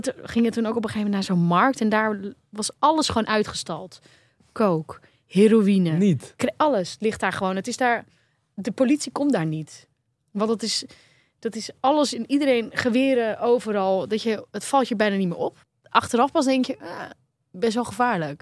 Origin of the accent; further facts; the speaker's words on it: Netherlands; als Nederlander